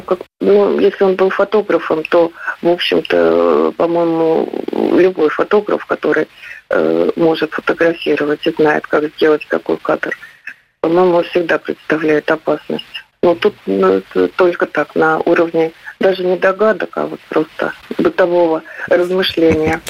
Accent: Voronezh, Voronezh Oblast, Russia; Я хоть и коренная уроженка Воронежа

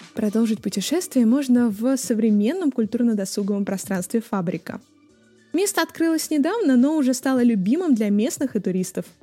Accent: Ryazan, Ryazan Oblast, Russia; о моем родном городе Рязани

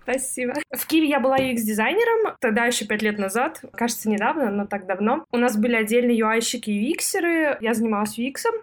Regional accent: Perm, Perm Krai, Russia; moved away as an adult; also born or lived in Prague; Я из Перми

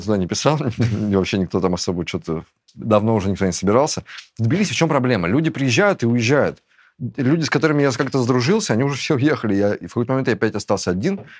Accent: Russia; moved away as an adult; also born or lived in Turkey / Georgia; я уезжаю из России

